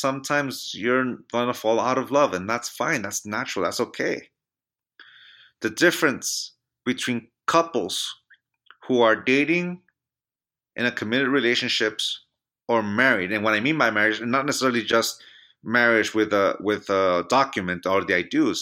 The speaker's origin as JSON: {"language": "English", "town": "Chula Vista", "region": "California", "country": "United States", "tie": "born or raised there", "moved": "as an adult", "lives_now": "Reno, United States", "said": "My hometown of San Diego, California"}